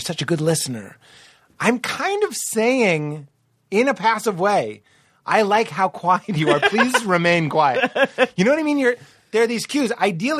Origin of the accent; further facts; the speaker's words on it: Rochester, United States; I'm from Rochester. You know what I mean?